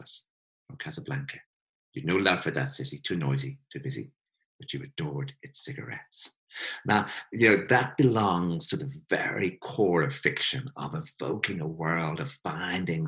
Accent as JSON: {"language": "English", "country": "Ireland", "said": "I come from Ireland"}